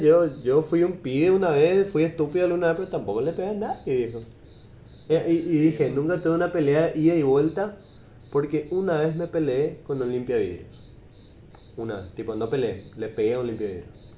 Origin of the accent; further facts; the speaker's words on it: Paraguay; el ambiente en el que crecimos los hombres acá en Paraguay